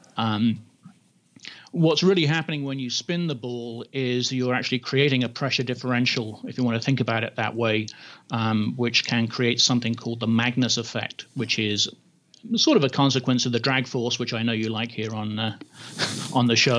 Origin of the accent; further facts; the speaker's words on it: England, United Kingdom; I grew up in England, and so in high school you play a lot of rugby